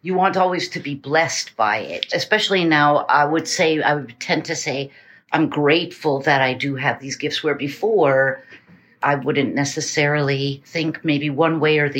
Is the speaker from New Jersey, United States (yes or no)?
no; New Hampshire, United States; moved away; also born or lived in Eugene, Oregon / Portland, Maine / New York; I grew up in New Hampshire.